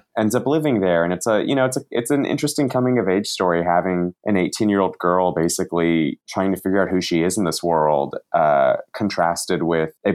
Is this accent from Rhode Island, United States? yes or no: no; Santa Monica, California, United States; also born or lived in Santa Cruz, California; I was born and raised in Santa Monica, California, and essentially have lived here my whole life